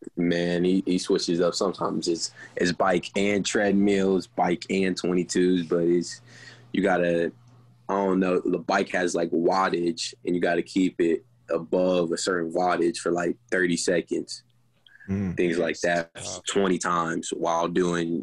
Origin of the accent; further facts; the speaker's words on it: Cincinnati, Ohio, United States; moved away as an adult; now in Morgantown, United States; my hometown, Cincinnati